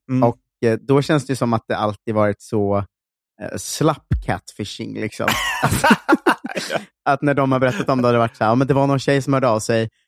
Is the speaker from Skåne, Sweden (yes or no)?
no; Linköping, Östergötland, Sweden; moved away; Östgötakorrespondenten, som är liksom morgontidningen där jag kommer från